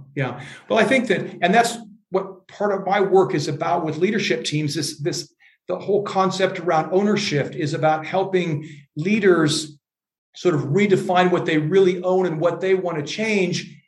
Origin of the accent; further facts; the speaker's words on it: Iowa, United States; moved away as an adult; also born or lived in Europe; I'm from Iowa